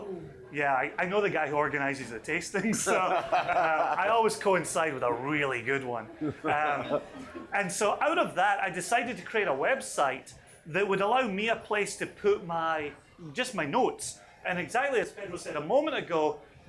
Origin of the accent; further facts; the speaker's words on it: Scotland, United Kingdom; moved away as an adult; also born or lived in Aberdeen, Scotland / Eastern Washington, United States; now in Virginia, United States; even though I'm Scottish, I grew up hating whiskey. I grew up in a blue-collar family.